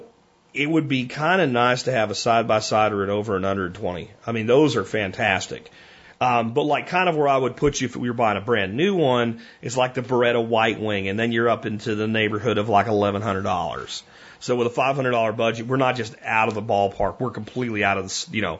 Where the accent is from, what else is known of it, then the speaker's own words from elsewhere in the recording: Pennsylvania, United States; what I grew up hunting in Pennsylvania